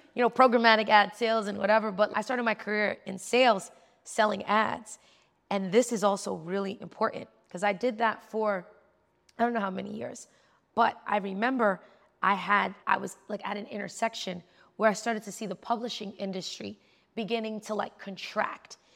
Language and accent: English; New York City, New York, United States; I'm from New York. Like, I'm in New York City trying to live my life